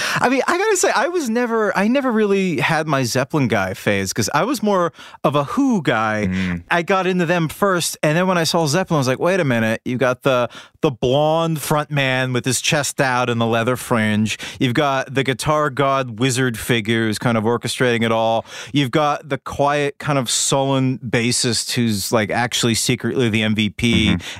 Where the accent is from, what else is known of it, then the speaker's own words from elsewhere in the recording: New England, United States; I'm from New England